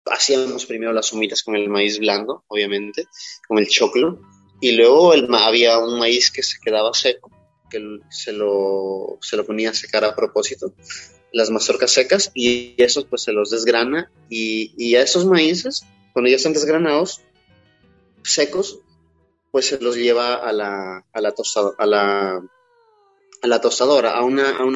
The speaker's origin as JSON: {"language": "Spanish", "town": "Quilanga", "region": "Loja", "country": "Ecuador", "tie": "born or raised there", "said": "Eh, como yo nací"}